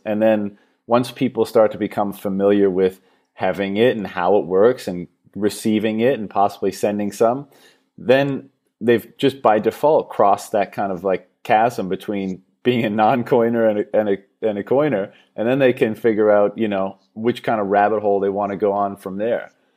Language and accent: English; Canada; now in Thailand; I'm from Canada originally